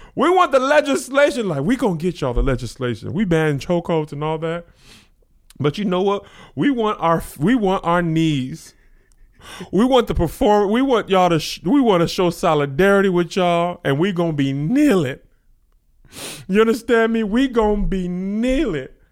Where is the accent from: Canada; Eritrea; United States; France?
United States; El Paso, Texas; I'm from El Paso